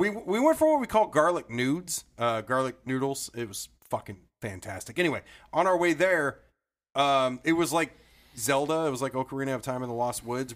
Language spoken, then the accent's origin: English; Modesto, California, United States; that is my hometown